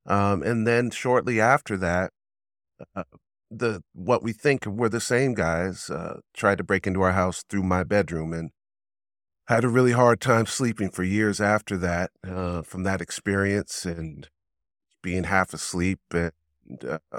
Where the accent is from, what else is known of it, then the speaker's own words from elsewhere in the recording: Pasadena, California, United States; Yeah, I come from Pasadena, California is where I'm from.